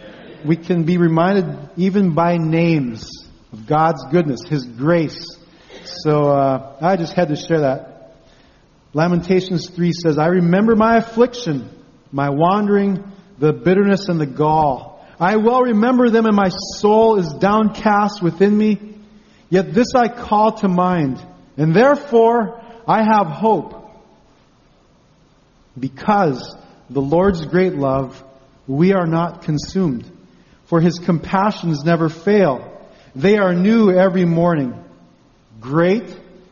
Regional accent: Unalakleet, Alaska, United States; I grew up in Unalakleet, a village

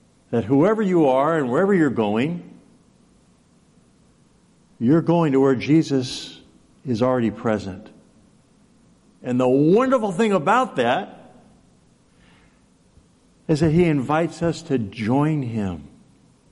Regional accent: Los Angeles, California, United States; now in Alaska, United States; I grew up in Los Angeles

